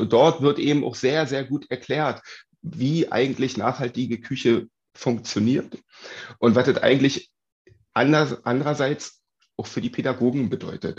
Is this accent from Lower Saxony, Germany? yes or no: no; Uckermark, Brandenburg, Germany; now in Berlin, Germany; komme ursprünglich aus der Uckermark, ähm, habe sehr viel Zeit bei meinen Großeltern auf dem Dorf verbracht